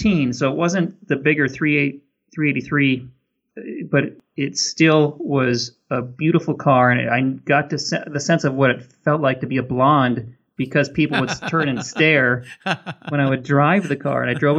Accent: Minnesota, United States; now in California, United States; I grew up in Minnesota and it's very cold there

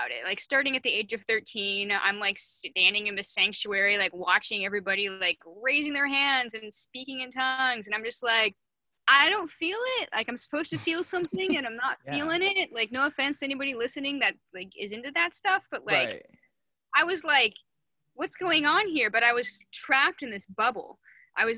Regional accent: Seattle, Washington, United States; I grew up in Seattle like my whole life

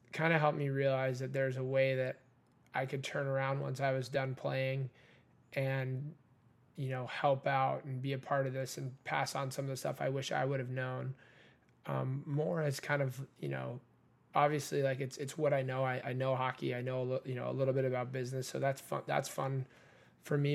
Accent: Redondo Beach, California, United States; I grew up in Redondo Beach

